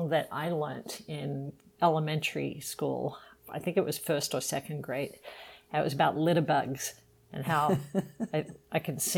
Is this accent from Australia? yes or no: yes; Sydney, New South Wales, Australia; Even though I grew up in Sydney, big city on the east coast in Australia, our family would cel- we celebrated Christmas